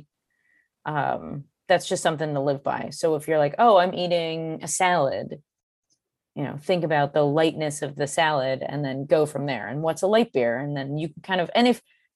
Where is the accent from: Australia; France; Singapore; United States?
United States; New England; also born or lived in Vermont; I'm from New England